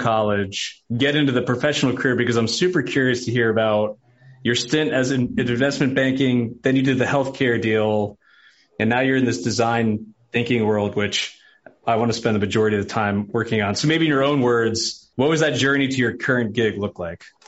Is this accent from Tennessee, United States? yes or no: no; New York, United States; moved away as an adult; now in Nashville, United States; I'm a New Yorker who married a Nashville girl